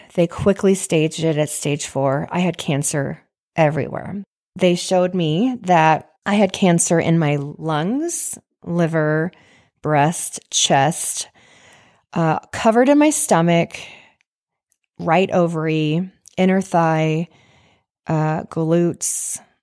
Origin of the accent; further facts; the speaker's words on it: Washington, United States; moved away; also born or lived in Idaho / Dana Point, California; I grew up in Washington, and I grew up with, uh, three siblings